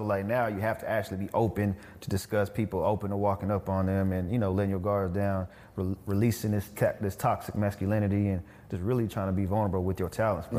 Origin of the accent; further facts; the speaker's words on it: Killeen, Texas, United States; I grew up in Killeen, which is 2 hours from here, but it's, I ain't gonna lie, it's kind of hood.